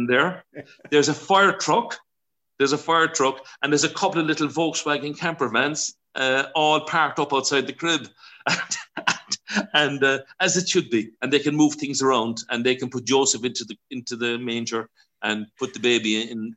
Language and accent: English; Ireland; being Irish